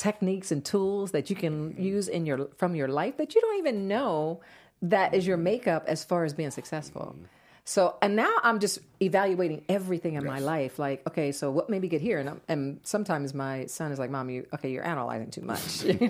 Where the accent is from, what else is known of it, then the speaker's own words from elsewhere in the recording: New Jersey, United States; also born or lived in Atlanta; But I'm originally from New Jersey. {S0} Okay. {S2} I grew up in New Jersey. I lived in Atlanta